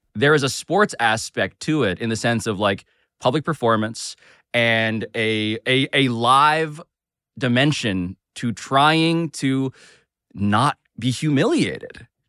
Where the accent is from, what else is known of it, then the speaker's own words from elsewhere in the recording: New York City, New York, United States; I was born and raised in Manhattan